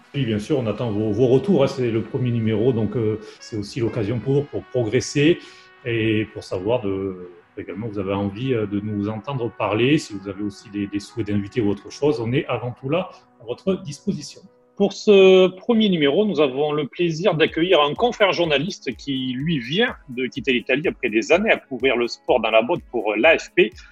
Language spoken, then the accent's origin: French; France; moved away as an adult; now in Italy; je suis français